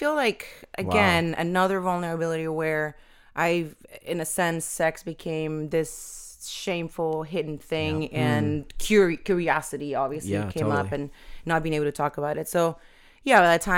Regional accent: Venezuela; born there; So I was born in Venezuela, South America, and PK.

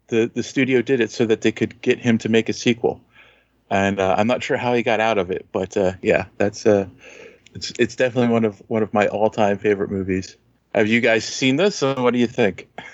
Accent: Philadelphia, Pennsylvania, United States; I'm from Philly

